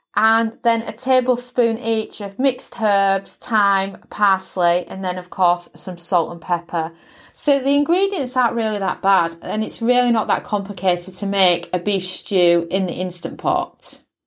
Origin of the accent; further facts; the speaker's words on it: United Kingdom; accent: British; I'm British born